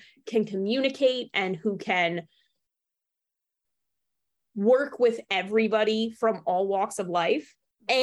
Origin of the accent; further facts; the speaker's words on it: New Jersey, United States; I grew up in New Jersey